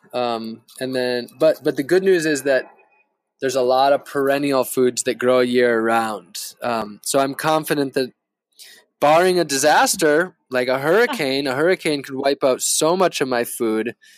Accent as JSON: {"language": "English", "region": "Northern Wisconsin", "country": "United States", "tie": "born or raised there", "moved": "yes", "lives_now": "Florida, United States", "said": "where I grew up in Northern Wisconsin"}